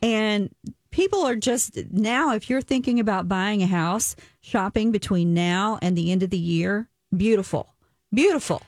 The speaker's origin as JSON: {"language": "English", "region": "Kentucky", "country": "United States", "said": "I'm from Kentucky."}